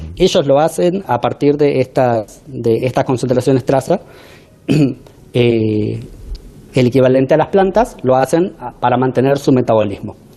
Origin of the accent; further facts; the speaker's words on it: Argentina; accent: Argentine; now in United States; buen argentino